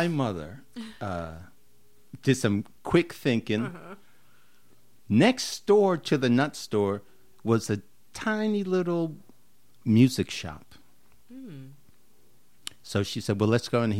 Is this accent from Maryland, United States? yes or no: no; New York City, New York, United States; I grew up in the Bronx